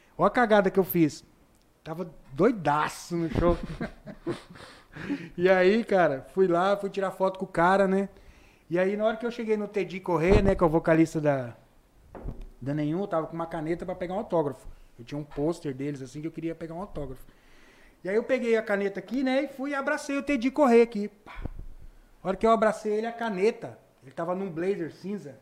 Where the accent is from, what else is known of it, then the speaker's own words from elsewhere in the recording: Rio Grande do Sul, Brazil; now in Rondonópolis, Brazil; Eu sou gaúcho